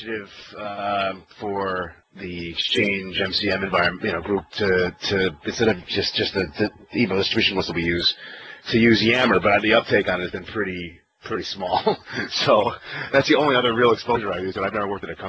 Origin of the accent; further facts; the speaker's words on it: Chicago, Illinois, United States; I'm from Chicago.